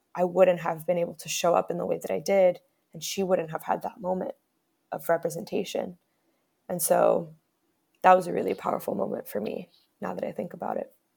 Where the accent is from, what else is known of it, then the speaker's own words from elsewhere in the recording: Miami, Florida, United States; also born or lived in Bronx, New York; I moved to Miami at the age of five, where I lived with my mother and my stepfather